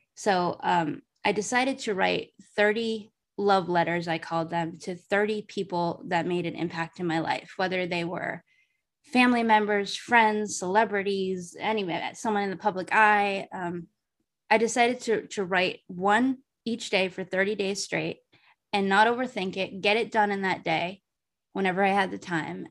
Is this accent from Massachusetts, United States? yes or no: yes; Massachusetts, United States; moved away as an adult; also born or lived in Arizona; I moved away from Massachusetts to Arizona for a period of time after I graduated college. And then I went home